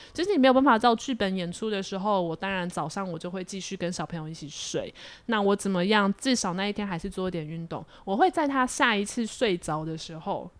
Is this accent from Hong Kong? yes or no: no; Taiwan; 我们台湾人